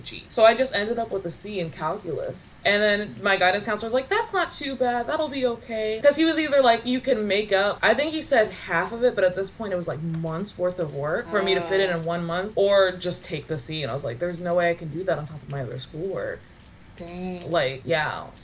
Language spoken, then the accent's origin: English; Kentucky, United States; I grew up in Kentucky